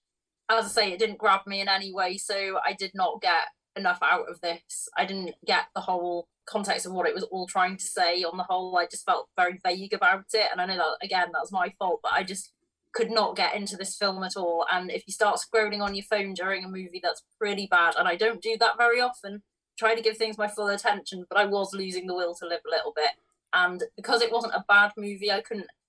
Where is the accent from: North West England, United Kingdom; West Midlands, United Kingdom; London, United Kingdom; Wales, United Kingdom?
Wales, United Kingdom; me being Welsh